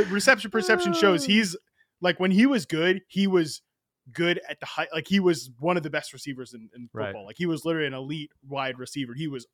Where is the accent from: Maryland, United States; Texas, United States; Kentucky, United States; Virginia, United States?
Virginia, United States; Yo, no, I'm from Virginia, not West Virginia.